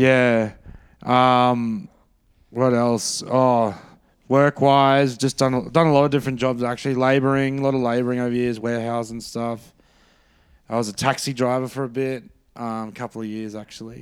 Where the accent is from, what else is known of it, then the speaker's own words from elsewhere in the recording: Brisbane, Queensland, Australia; I'm from Brisbane, so a big part of growing up was rugby league